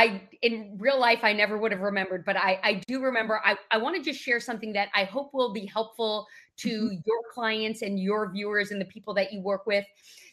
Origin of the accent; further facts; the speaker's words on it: New York, United States; accent: New York; People can typically tell that I'm from the Northeast, but not really sure. And a New York accent is something that I'm proud to be from New York